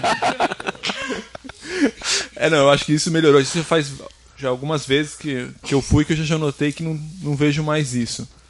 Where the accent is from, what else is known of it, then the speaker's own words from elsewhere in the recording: São Paulo, Brazil; moved away as an adult; morava em São Paulo, né? Sou de São Paulo